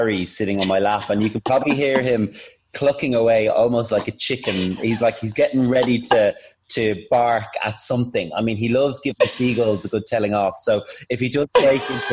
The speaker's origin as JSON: {"language": "English", "town": "Dublin", "region": "Leinster", "country": "Ireland", "moved": "yes", "said": "I'm from Dublin and I'm very proud of it."}